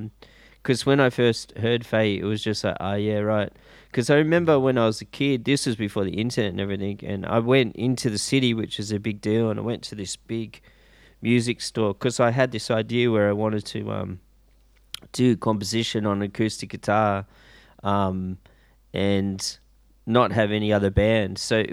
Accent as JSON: {"language": "English", "town": "Sydney", "region": "New South Wales", "country": "Australia", "tie": "born or raised there", "said": "Yeah, I grew up in Sydney, in the western suburbs."}